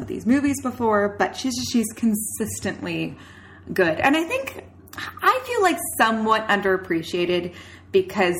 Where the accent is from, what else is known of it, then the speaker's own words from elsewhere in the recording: Canada; we're Canadian